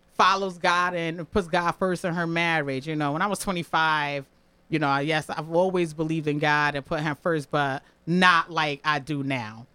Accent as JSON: {"language": "English", "town": "New Haven", "region": "Connecticut", "country": "United States", "tie": "born or raised there", "said": "I'm born and raised in New Haven."}